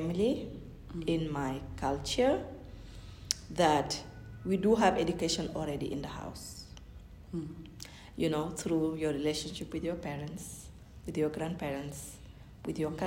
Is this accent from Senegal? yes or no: yes; Senegal; first language Fulani; English is a second language; moved away as an adult; also born or lived in Massachusetts, United States; I was born and raised in Senegal